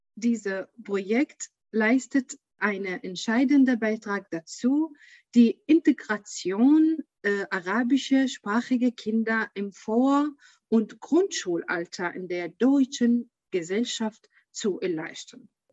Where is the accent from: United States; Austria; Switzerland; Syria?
Syria; German is a second language; moved away as an adult; now in Germany; ich komme aus Syrien